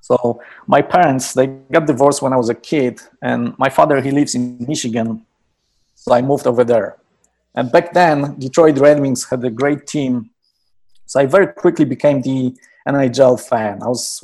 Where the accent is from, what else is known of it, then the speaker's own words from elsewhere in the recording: Poland; moved away as an adult; I was born and raised in Poland